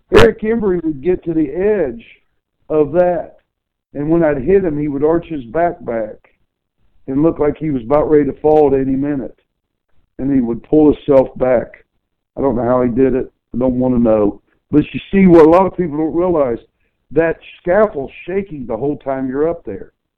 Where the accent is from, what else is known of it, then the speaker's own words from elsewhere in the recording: Chillicothe, Ohio, United States; my hometown Chillicothe, Ohio had a lot of great professional wrestlers come from it